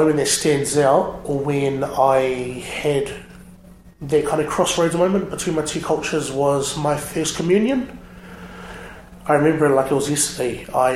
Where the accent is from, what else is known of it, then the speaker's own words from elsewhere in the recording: Lower Hutt, Wellington, New Zealand; moved away as an adult; now in Dunedin, New Zealand; Yep, so I was born and bred in Lower Hutt. I went to school in the Hutt Valley